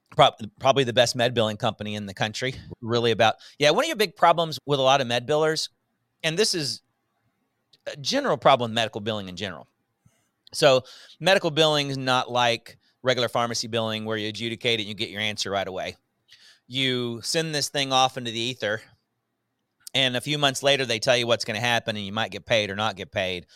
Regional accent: Northwest Louisiana, United States; moved away as an adult; also born or lived in Houston, Texas; Mostly Louisiana

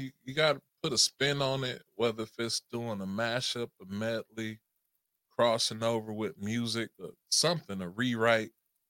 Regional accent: California, United States; Growing up in California

